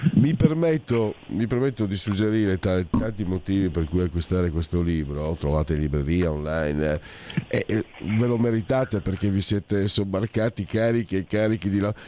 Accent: Friuli-Venezia Giulia, Italy; io vengo dal Friuli, tra Friuli e Veneto

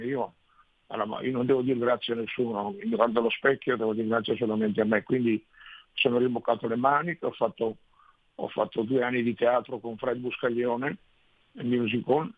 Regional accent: Verona, Veneto, Italy; Io sono nato a Verona, ma per, per caso, perché nel senso i miei erano stati in campo profughi, prima a Lucca, poi stabiliti a Verona e io mi sono trovato veronese

